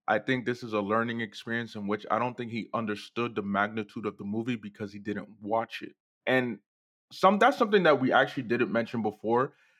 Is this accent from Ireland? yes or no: no; Newark, New Jersey, United States; in my hometown in Newark, yeah.